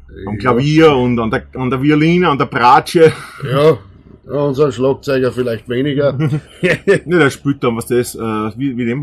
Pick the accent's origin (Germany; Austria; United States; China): Austria; weil wir einfach denken, wir sind Österreicher, wir machen den Podcast hauptsächlich für Österreicher. Wir reden so, wie uns der Schnabel gewachsen ist.